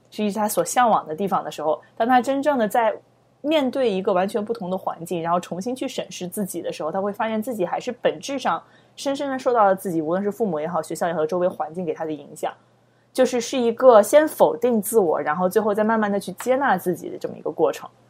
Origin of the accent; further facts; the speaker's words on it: China; 我们作为在中国长大的孩子